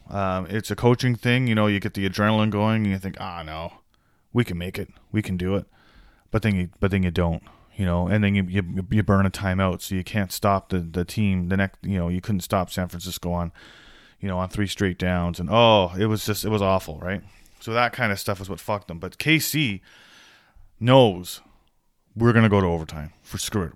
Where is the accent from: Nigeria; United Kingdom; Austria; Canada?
Canada; I'm Canadian